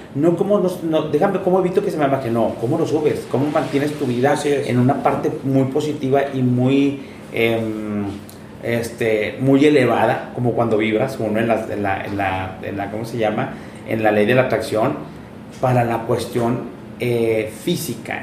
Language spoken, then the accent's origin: Spanish; Monterrey, Nuevo León, Mexico; also born or lived in Japan; La gente que somos de Monterrey